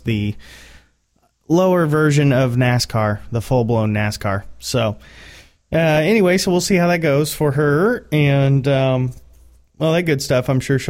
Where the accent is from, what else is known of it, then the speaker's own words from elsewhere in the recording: Indianapolis, Indiana, United States; We are from Indianapolis